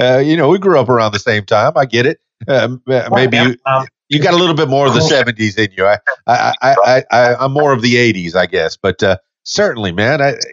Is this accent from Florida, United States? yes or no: yes; Miami, Florida, United States; moved away as an adult; now in Arkansas, United States; I'm from Miami in the Florida Keys